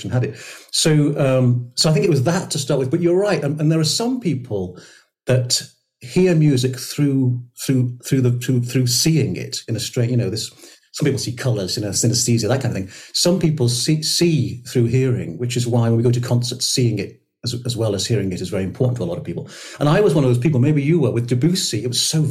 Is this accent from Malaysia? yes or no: no; St Asaph, Wales, United Kingdom; I grew up in North Wales, as you can imagine, with brass bands and male voice choirs and the Steddfod